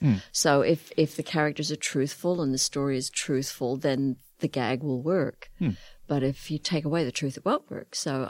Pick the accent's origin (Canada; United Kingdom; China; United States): United Kingdom; Northern Ireland; born there; I mean, you probably hear I have a slight accent. I was born in Northern Ireland, so I have a little bit of an accent.